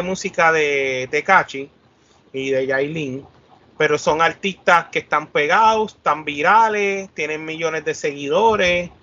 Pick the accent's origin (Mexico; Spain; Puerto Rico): Puerto Rico; Nosotros, los mismos poricuas